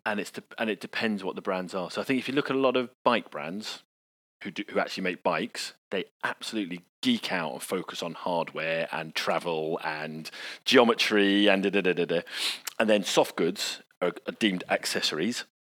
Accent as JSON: {"language": "English", "country": "United Kingdom"}